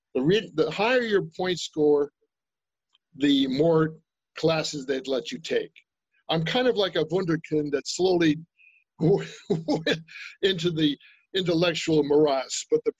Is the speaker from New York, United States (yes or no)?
yes; Brooklyn, New York, United States; Well, you know, I came from New York and I'm from Brooklyn. I'm from New York.